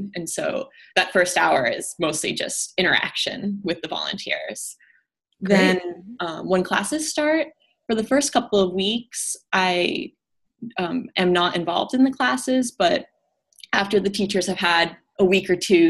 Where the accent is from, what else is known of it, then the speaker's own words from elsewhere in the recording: Vermont, United States; moved away as an adult; now in Washington, D.C., United States; I'm originally from Vermont. Okay. Grew up there and went to college there, and I love growing up there